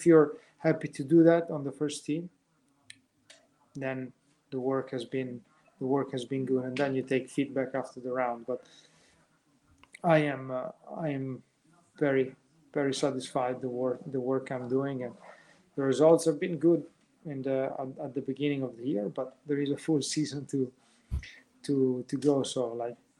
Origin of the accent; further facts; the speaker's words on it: Verona, Veneto, Italy; I grew up basically where I still live. Verona is my hometown